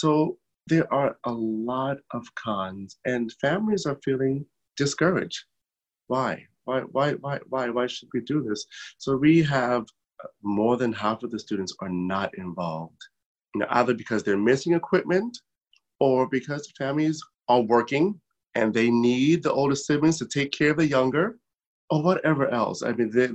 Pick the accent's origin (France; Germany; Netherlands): Germany; moved away; I grew up in Germany